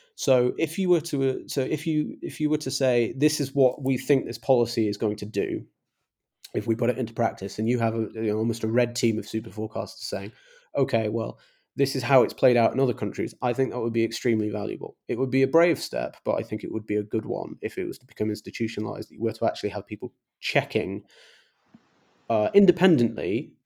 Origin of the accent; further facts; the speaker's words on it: England, United Kingdom; I'm English